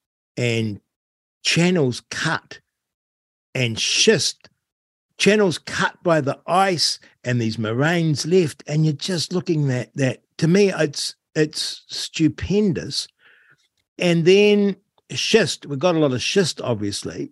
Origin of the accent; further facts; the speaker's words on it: North Canterbury, New Zealand; now in Central Otago, New Zealand; I grew up in North Canterbury